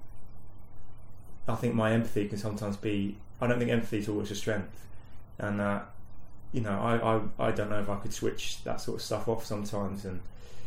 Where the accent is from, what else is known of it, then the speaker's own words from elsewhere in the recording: London, United Kingdom; now in Leeds, United Kingdom; I grew up in London